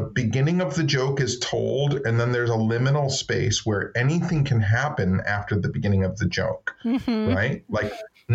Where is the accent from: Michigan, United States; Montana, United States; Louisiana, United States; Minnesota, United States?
Michigan, United States; I'm from Michigan